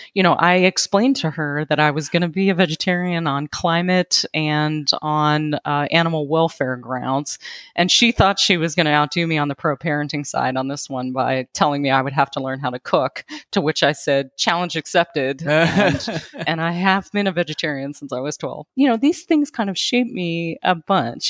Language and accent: English; Western Pennsylvania, United States; I'm from Western Pennsylvania